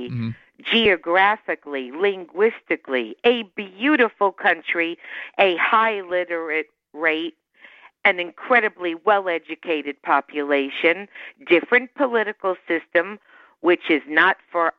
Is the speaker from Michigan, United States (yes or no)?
no; Miami, Florida, United States; I grew up in Miami